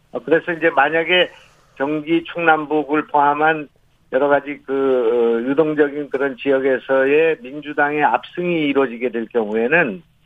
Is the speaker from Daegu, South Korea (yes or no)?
no; North Chungcheong, South Korea; moved away; also born or lived in Gyeonggi Province; 제 고향이 이제 충청북도이고 거기서 자랐고, 예. 낳고